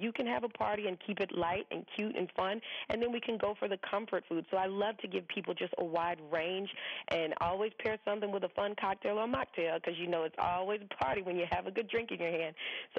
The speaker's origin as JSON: {"language": "English", "region": "the South", "country": "United States", "tie": "born or raised there"}